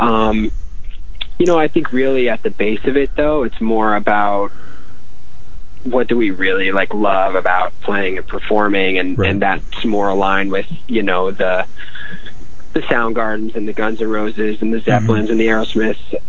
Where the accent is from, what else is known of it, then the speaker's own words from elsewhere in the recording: Albany, New York, United States; moved away as an adult; now in Los Angeles, United States; I'm from uh, upstate New York. Actually, I'm from Albany